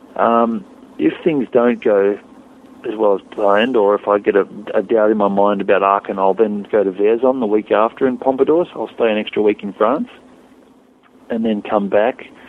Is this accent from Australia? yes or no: yes; Australia; an Australian rider